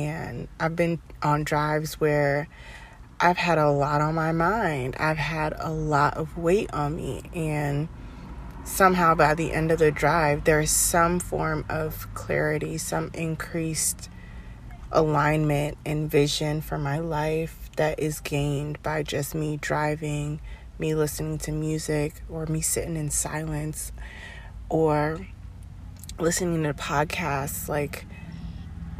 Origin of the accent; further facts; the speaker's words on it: Maryland, United States; moved away; on a road trip back to my home state of Maryland